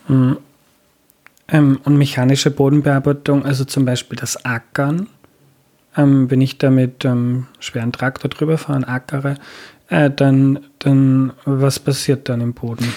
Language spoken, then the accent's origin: German; Austria; bei uns in Österreich